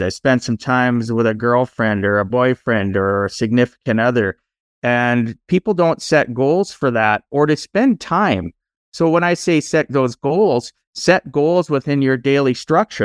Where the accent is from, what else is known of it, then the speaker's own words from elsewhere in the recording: Canada; Born and raised in Canada, I am now in my fifties